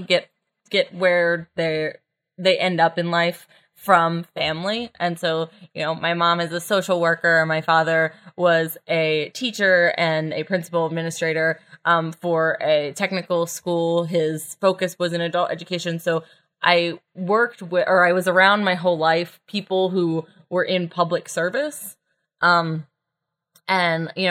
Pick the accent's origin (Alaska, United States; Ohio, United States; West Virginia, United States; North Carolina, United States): West Virginia, United States; moved away as an adult; also born or lived in New York; now in Washington, D.C., United States; I grew up in West Virginia, went to school at WVU